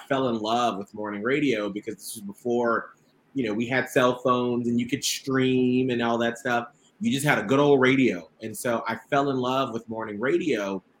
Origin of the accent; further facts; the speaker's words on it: Atlanta, Georgia, United States; I grew up in Atlanta, Georgia. And I had a very, very long bus ride to school. I grew up in the south part of Atlanta, and I was bused up to the northern part.